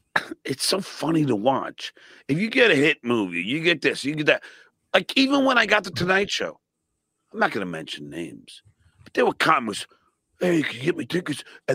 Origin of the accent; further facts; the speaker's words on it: New York, United States; a New Yorker and I'm from New York.